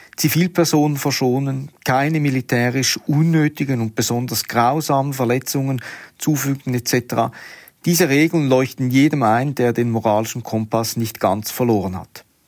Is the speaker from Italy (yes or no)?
no; Switzerland; bei uns in der Schweiz